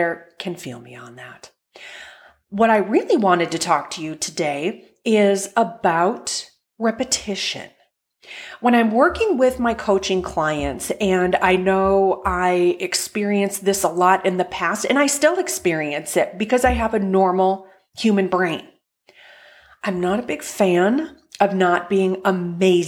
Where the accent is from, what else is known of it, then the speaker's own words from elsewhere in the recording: North Dakota, United States; now in Indianapolis, United States; my home state of North Dakota